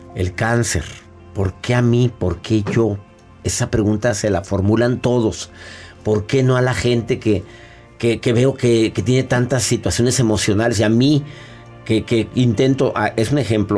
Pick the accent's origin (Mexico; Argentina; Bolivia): Mexico; Monterrey, Nuevo León; ser voluntario de Caritas Monterrey en mi ciudad donde yo nací durante tantos años